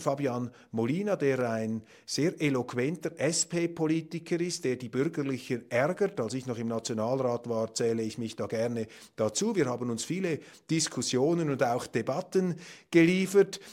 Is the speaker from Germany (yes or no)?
no; Switzerland; als Schweizer